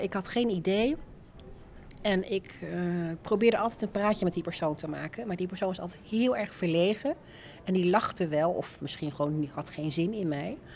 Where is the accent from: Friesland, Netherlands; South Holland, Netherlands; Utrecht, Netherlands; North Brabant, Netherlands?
South Holland, Netherlands; Alphen aan de Rijn; also born or lived in Rotterdam / Leiden; Ik ben opgegroeid in Alphen aan de Rijn